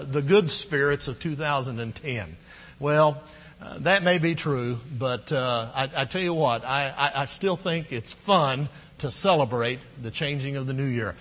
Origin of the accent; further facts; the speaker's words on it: Midwest, United States; now in Texas, United States; We grew up in the Midwest. We ate a lot of Great Northern and Navy beans on New Year's Day. Moved to Texas